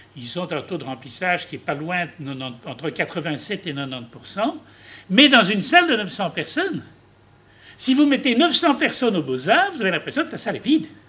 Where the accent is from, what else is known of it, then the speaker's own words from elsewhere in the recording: Belgium; nous, en Belgique